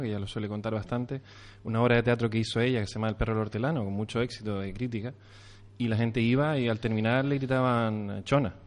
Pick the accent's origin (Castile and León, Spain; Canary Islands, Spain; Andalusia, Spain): Canary Islands, Spain; a nosotros como canarios